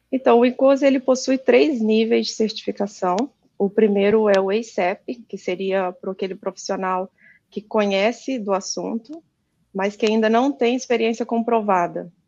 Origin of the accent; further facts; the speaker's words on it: Juiz de Fora, Minas Gerais, Brazil; moved away as an adult; now in Japan; eu sou aí natural aí de Juiz de Fora, sou mineira